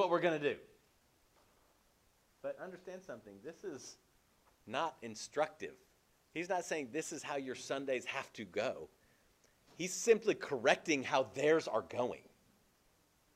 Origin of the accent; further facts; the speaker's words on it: Berkeley, California, United States; I grew up in California. I grew up near Berkeley, California.